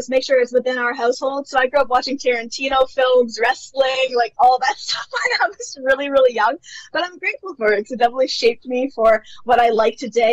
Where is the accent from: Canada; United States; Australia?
Canada; Toronto, Ontario; I have lived in Canada my entire life. So I'm from Toronto, Canada.